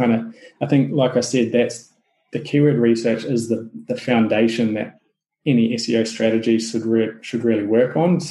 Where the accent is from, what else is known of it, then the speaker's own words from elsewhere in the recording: New Zealand; accent: Kiwi; my Kiwi accent